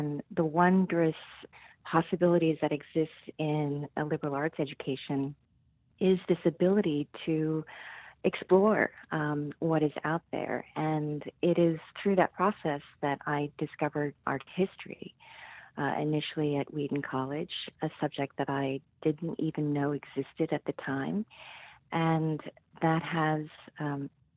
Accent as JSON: {"language": "English", "region": "Seoul", "country": "South Korea", "tie": "born or raised there", "also_born_or_lived": "Norton, Massachusetts, United States", "moved": "as an adult", "lives_now": "United States", "said": "I was born and raised in Seoul, South Korea, and I first came to this country to pursue my undergraduate studies."}